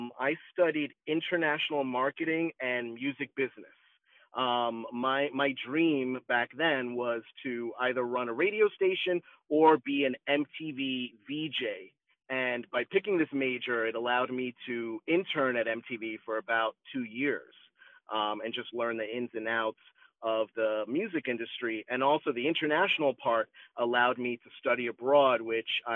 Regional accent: Long Island, New York, United States; also born or lived in Manhattan; I grew up in Long Island, but moving to Manhattan, attending college in Manhattan

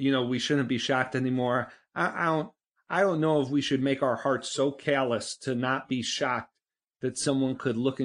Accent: Northeast, United States; I'm from the Northeast. I didn't grow up in a gun culture

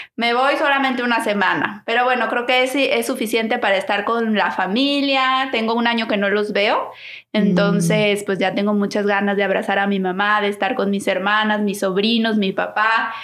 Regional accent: Guadalajara, Jalisco, Mexico; moved away; nosotros que somos de Guadalajara

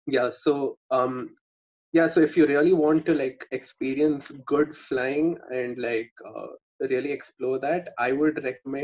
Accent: Bangalore, Karnataka, India; I'm from Bangalore, so I know the Bangalore region folks

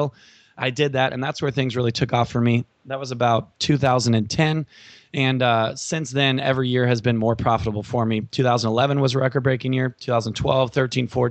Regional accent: California, United States; I'm from California

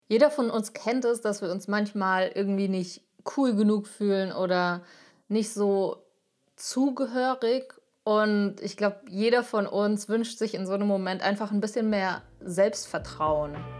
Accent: Frankfurt, Hesse, Germany; Ich komme aus Frankfurt

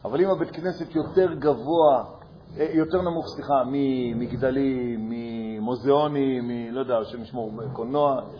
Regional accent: Jerusalem, Jerusalem District, Israel; נכון. אני ירושלמי.

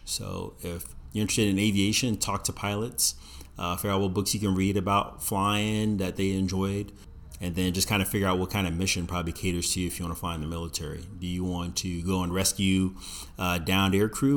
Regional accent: Virginia Beach, Virginia, United States; I grew up in Virginia Beach, seeing Navy F fourteen, Tomcats, and F eighteen Hornets flying around all the time

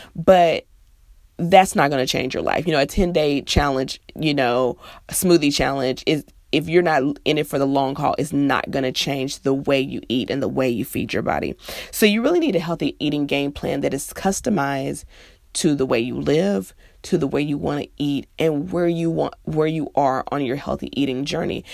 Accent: Midwest, United States; now in the South, United States; I'm from the Midwest, it's pop, and I live in the South, so it's soda.

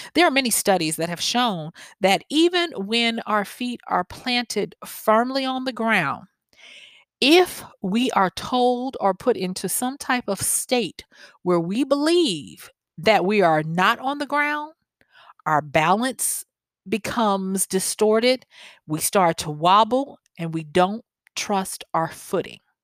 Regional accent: the South, United States; accent: southern; my southern accent

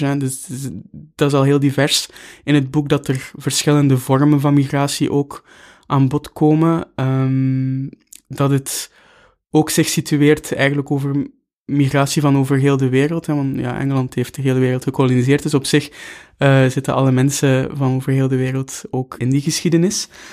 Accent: Bruges, Flanders, Belgium; moved away as an adult; also born or lived in Knokke-Heist / Brussels; Ik ben in Brugge opgegroeid

